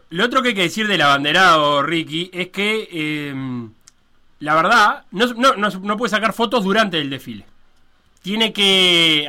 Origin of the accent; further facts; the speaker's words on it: Uruguay; tenemos como uruguayos